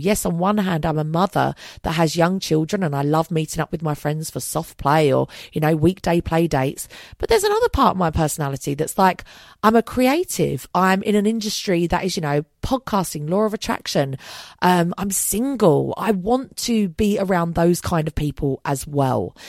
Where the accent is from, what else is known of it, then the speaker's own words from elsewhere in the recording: London, United Kingdom; I'm also a Londoner. That's how I identify